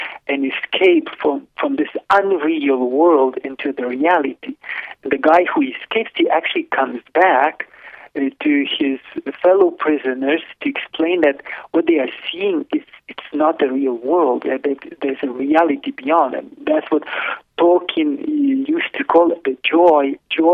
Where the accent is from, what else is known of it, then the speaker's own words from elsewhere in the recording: Lithuania; moved away; I was born in Lithuania in 1972